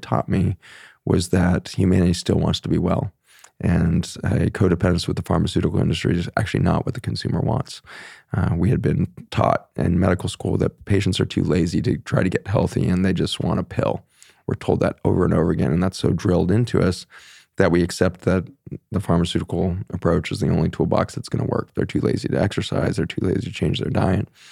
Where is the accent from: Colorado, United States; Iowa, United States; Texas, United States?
Colorado, United States; Boulder; moved away; also born or lived in Philippines / Virginia; I grew up in Boulder, Colorado